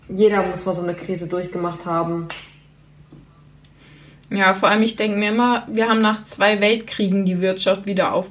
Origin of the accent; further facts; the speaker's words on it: North Rhine-Westphalia, Germany; bei uns in NRW